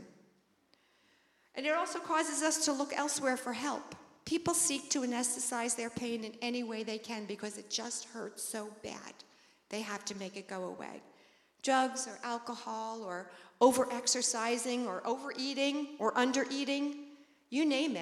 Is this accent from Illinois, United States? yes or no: no; Long Island, New York, United States; I grew up on Long Island, so very, very close to the beach